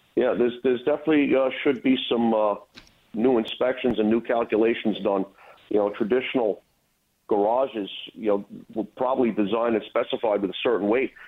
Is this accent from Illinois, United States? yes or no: no; New York City, New York, United States; moved away as an adult; now in Rockland County, United States; I was born and raised in Brooklyn. About uh, 10 years ago, I moved upstate to Rockland County